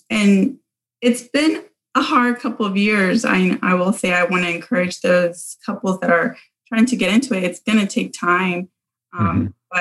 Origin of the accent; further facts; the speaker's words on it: Panama; moved away; I'm from Panama